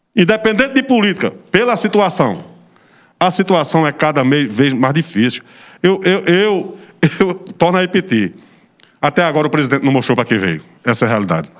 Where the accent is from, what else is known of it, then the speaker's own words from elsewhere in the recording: Serra Talhada, Pernambuco, Brazil; eu sou oriundo da zona rural, represento zona rural